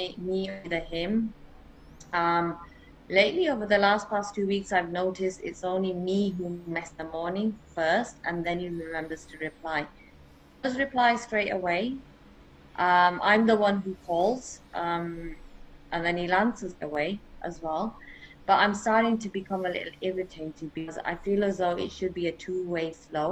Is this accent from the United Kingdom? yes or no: yes; England, United Kingdom; now in Germany; I'm originally from England.